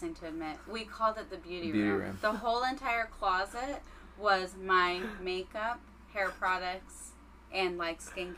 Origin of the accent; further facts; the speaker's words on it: New York City, New York, United States; moved away; I'm from Queens